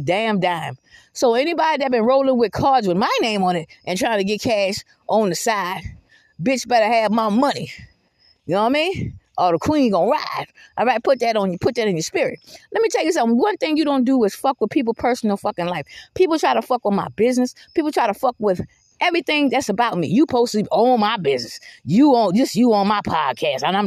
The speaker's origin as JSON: {"language": "English", "town": "Georgetown", "region": "South Carolina", "country": "United States", "tie": "born or raised there", "moved": "yes", "said": "I haven't lived in Georgetown, South Carolina in fucking 31 years, okay? I don't live in no goddamn Georgetown. I'm from Georgetown"}